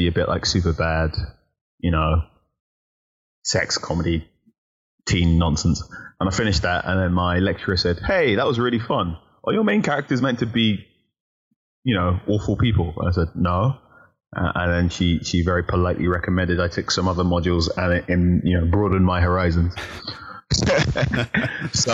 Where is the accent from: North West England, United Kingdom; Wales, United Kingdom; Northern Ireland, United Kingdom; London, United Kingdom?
London, United Kingdom; Ilford; also born or lived in Leytonstone, London; And then I moved out to Ilford, which is borderline East London and Essex